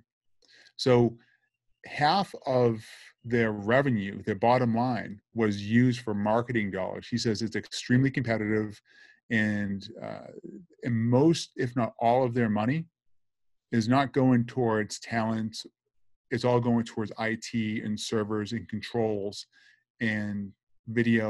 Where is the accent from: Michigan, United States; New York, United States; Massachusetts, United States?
Massachusetts, United States; Boston; accent: Boston; now in Boca Raton, United States; I'm from Brighton, Massachusetts originally